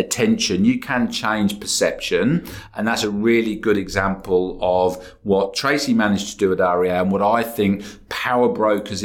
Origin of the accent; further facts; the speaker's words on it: England, United Kingdom; now in Australia; I'm English and I've got connections there